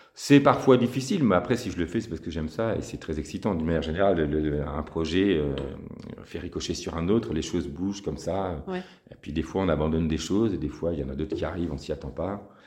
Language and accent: French; Lille, Hauts-de-France, France; moved away as an adult; also born or lived in Paris; je suis originaire de Lille